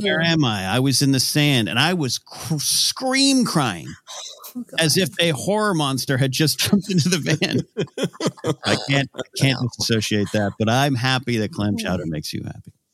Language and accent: English; Pismo Beach, California, United States; moved away; also born or lived in Los Angeles; my hometown area, uh, Pismo Beach, famous for clams